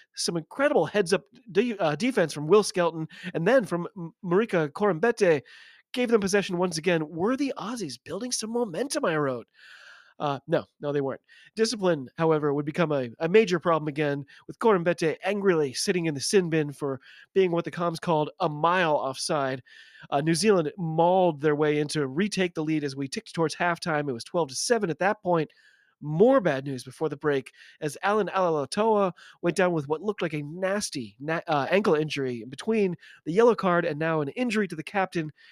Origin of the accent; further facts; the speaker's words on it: United States; I'm an American